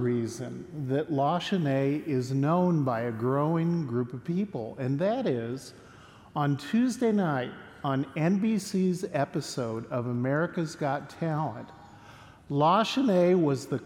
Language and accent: English; Mount Morris, Illinois, United States; now in Fort Worth, United States; My hometown is the location of the Illinois State Freedom Bell